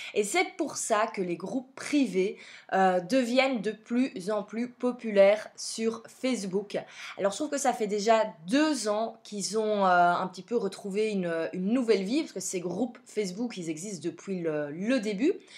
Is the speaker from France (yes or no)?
no; Belgium; vous entendez mon accent, clairement vous l'entendez, je viens de Belgique.